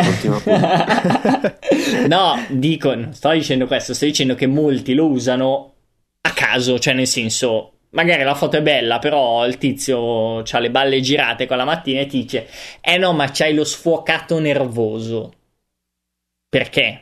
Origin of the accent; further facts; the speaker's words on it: Veneto, Italy; come un vero Veneto doc.